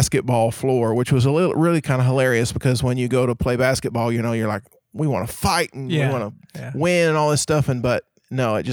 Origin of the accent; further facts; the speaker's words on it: Bray-Doyle, Oklahoma, United States; I come from a town, or I went to a high school where the mascot was a donkey